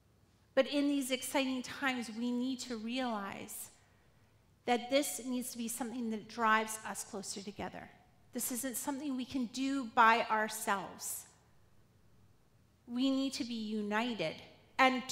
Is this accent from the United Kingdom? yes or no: no; Quesnel, British Columbia, Canada; Growing up in Quesnel